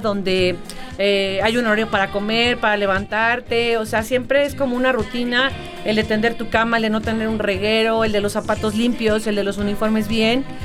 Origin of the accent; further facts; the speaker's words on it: Mexico; como buena mexicana